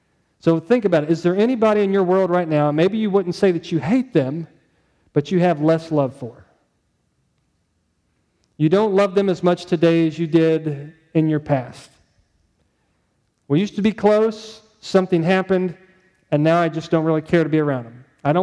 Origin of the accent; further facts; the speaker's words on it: St. Louis, Missouri, United States; Where are you from? I'm from St. Louis area. Oh, you're a Rams fan. Yeah, that's right. I'm a Rams fan.